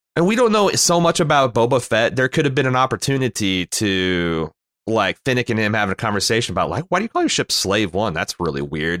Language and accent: English; Mooresville, Indiana, United States; my hometown of Mooresville is a backwater